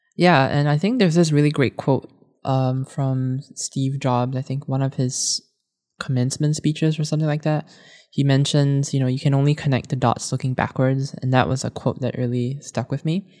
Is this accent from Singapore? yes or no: yes; Singapore; moved away; I was growing up in Singapore at the time